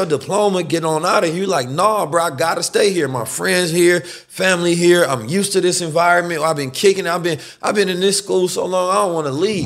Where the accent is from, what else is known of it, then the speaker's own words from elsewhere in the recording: Oakland, California, United States; also born or lived in St. Louis, Missouri; I'm from Oakland and grew up in Saint Louis as well